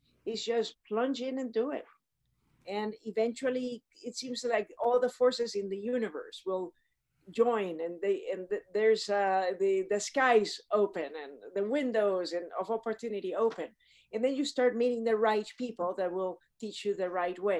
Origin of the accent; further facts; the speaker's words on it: Panama; I grew up in Panama, which is in Central America